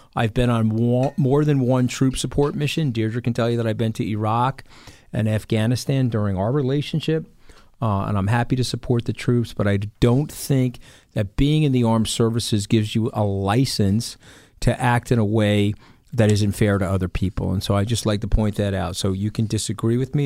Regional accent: New York, United States; as a New Yorker

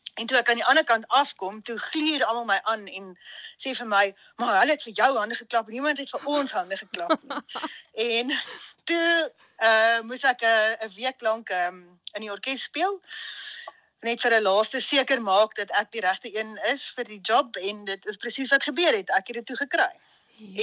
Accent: Hartbeespoort, North West, South Africa; moved away as an adult; also born or lived in Stellenbosch / Salzburg; ek het in Hartbeespoort groot geword

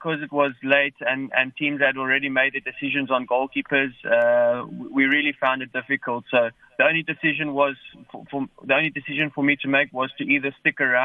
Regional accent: Cape Town, Western Cape, South Africa; moved away; I was born here from Cape Town, so my family's here

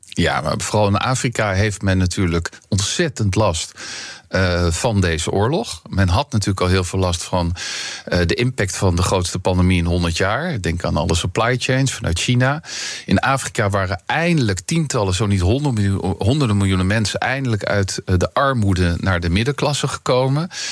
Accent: Netherlands; onze Calvinistische inslag als Nederlanders

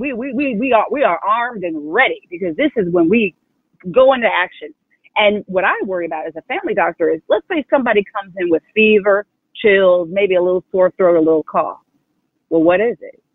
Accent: Iowa, United States; I'm born and raised in Iowa, African American

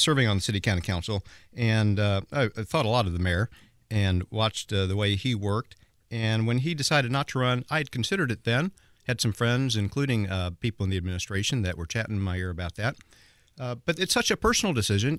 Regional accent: Indianapolis, Indiana, United States; my hometown. And it is my hometown. I mean, this is where I was born

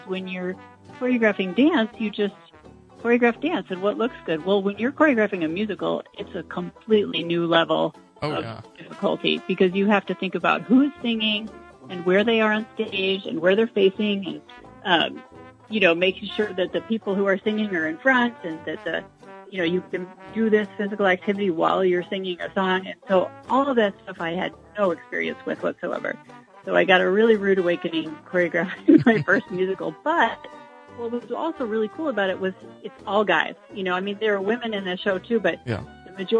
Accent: Springfield, United States; also born or lived in Chicago; I grew up in Springfield, and I started dancing with Grace Nottavati when I was 4 years old

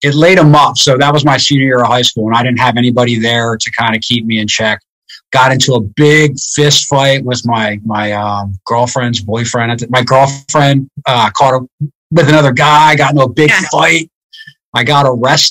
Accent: outside Philadelphia, Pennsylvania, United States; moved away as an adult; I grew up in a town right outside of Philadelphia, like 5 minutes outside of Philadelphia.

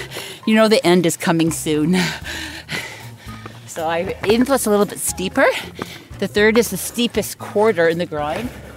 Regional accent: North Vancouver, British Columbia, Canada; I was born here on Grouse Mountain in North Vancouver. I lived, born and raised here.

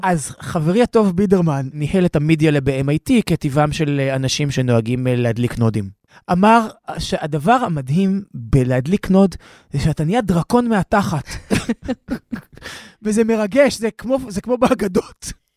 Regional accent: Tel Aviv, Tel Aviv District, Israel; גרתי 22 שנה בתל אביב, ולפני זה גם בעצם הבניין שבו גדלתי בתל אביב, אצל סבא וסבתא שלי

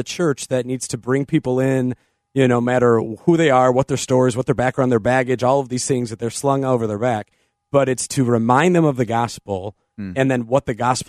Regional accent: Illinois, United States; this is from my hometown state where I'm at right now, Illinois.

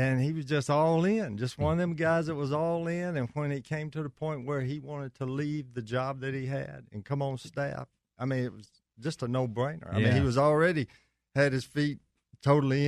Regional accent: Stockbridge, Georgia, United States; also born or lived in Clarke County, Georgia; before moving back to Stockbridge, which is my hometown

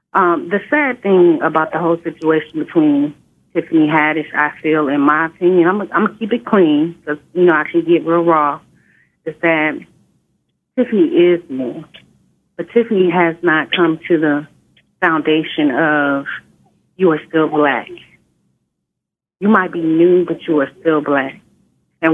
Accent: Inglewood, California, United States; I grew up in Inglewood, California.

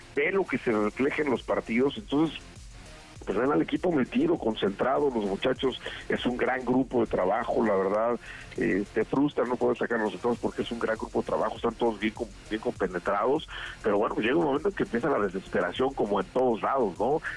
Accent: Mexico

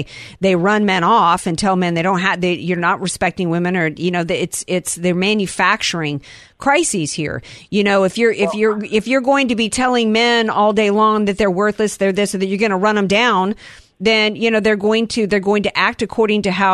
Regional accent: the South, United States; I grew up in the South.

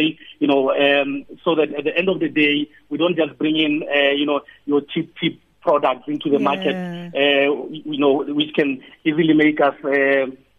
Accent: South Africa; we are South African

